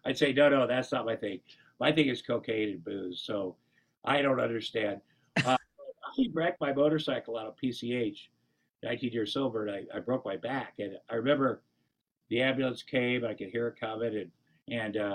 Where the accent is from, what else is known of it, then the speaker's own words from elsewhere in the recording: Iowa, United States; I grew up in Iowa